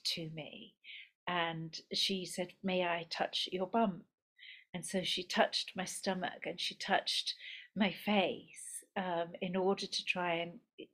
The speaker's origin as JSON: {"language": "English", "region": "Scotland", "country": "United Kingdom", "also_born_or_lived": "Mumbai, India", "moved": "as an adult", "said": "we immigrated to Bombay in India from Scotland"}